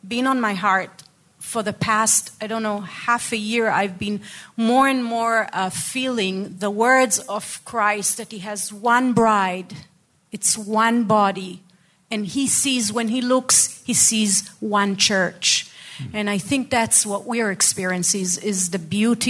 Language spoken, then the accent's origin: English; Haifa, Haifa District, Israel; I was born in Haifa. I was raised in Haifa, beautiful city.